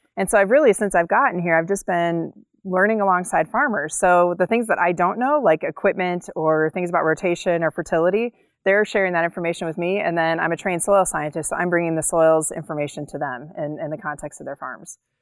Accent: Cleveland, Ohio, United States; also born or lived in Colorado / Wyoming / Virginia; now in North Dakota, United States; I grew up in Cleveland, Ohio

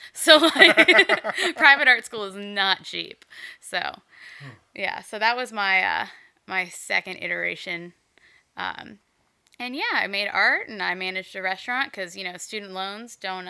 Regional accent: Greensboro, North Carolina, United States; moved away as an adult; also born or lived in Philadelphia; now in Eugene, United States; I'm from North Carolina originally.

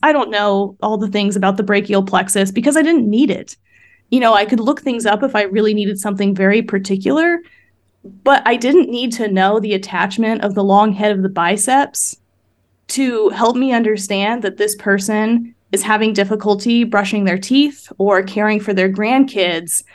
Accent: Midwest, United States; I grew up in the Midwest

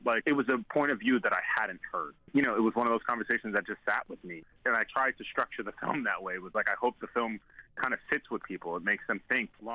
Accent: New York City, New York, United States; a friend of mine, who we grew up together in Staten Island

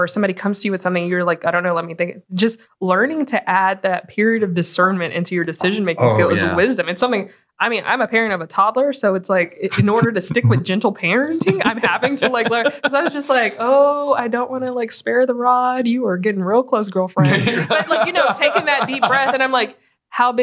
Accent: Texas, United States; I was even born in Texas

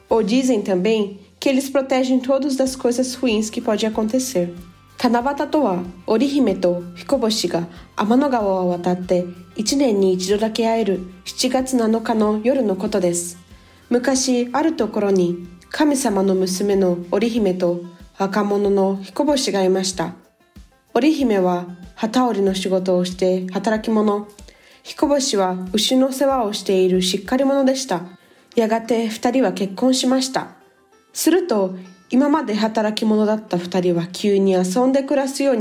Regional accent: Brazil; also born or lived in Japan; nasci no Japão e sempre estudei na escola japonesa. No meu podcast, eu falo um pouquinho sobre a cultura do Japão e do meu país, que é o Brasil.

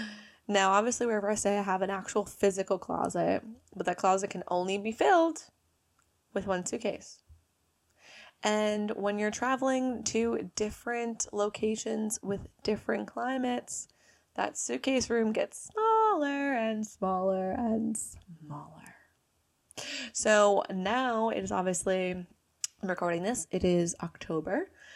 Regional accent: United States; So I am obviously American, as you can tell from my lovely accent here.

